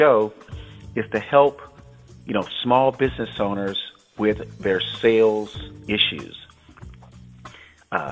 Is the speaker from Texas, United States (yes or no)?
no; Tampa, Florida, United States; also born or lived in San Francisco, California / Los Angeles, California; now in Northern California, United States; my hometown of Tampa, Florida